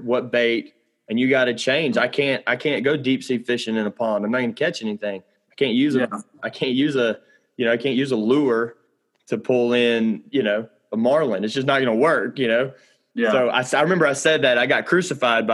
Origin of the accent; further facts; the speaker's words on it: Mobile, Alabama, United States; I come from Lower Alabama. So if you're in Florida, you guys understand, but I'm like on the coast. So Mobile, Alabama